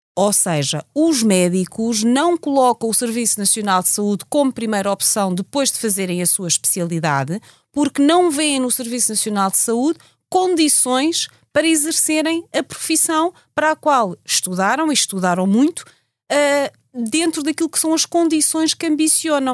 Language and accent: Portuguese; Portugal; somos portugueses